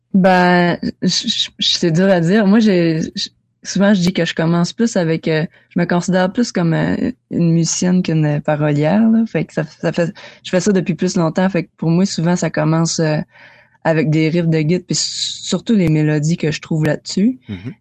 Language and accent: French; Kedgewick, New Brunswick, Canada; chez nous à Kedgewick